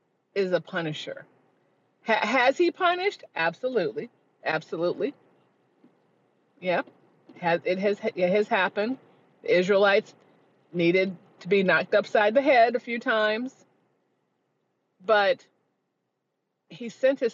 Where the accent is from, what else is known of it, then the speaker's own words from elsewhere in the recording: Chicago, Illinois, United States; moved away; I'm from Chicago originally, Southside Black Catholic